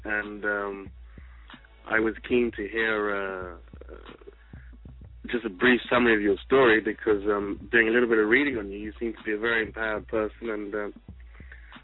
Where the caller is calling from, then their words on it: London, United Kingdom; I'm calling from United Kingdom, London